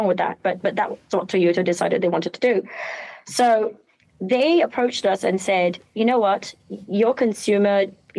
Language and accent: English; Malaysia; accent: British; I am Malaysian. I know you hear a British accent, and but I'm Malay, Chinese, Indian, and Portuguese. So Peranakan and Manyonya. And I'm sure my Manglish will come out at some point.